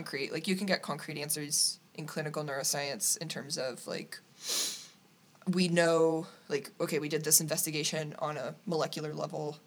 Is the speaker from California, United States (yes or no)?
no; Naselle, Washington, United States; moved away as an adult; also born or lived in Astoria, Oregon / Munich, Germany; now in Cologne, Germany; I'm from Nacelle, Washington. Born in Astoria, raised Nacelle, and now currently live in Cologne, Germany